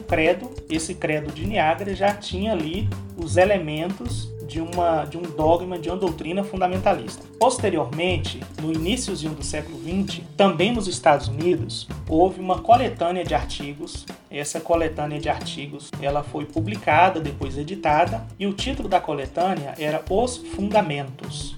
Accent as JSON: {"language": "Portuguese", "town": "Vitória da Conquista", "region": "Bahia", "country": "Brazil", "tie": "born or raised there", "also_born_or_lived": "Olinda / Recife / Fortaleza", "moved": "as an adult", "said": "eu sou natural da cidade de Vitória da Conquista, na Bahia"}